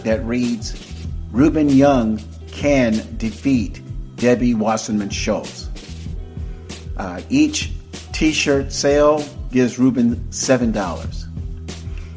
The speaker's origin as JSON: {"language": "English", "town": "Tampa", "region": "Florida", "country": "United States", "tie": "born or raised there", "also_born_or_lived": "Opa-locka, Florida / Dania, Florida", "moved": "as an adult", "lives_now": "California, United States", "said": "I am a native Floridian. I was born and raised in Hillsborough County, Tampa, Brandon area"}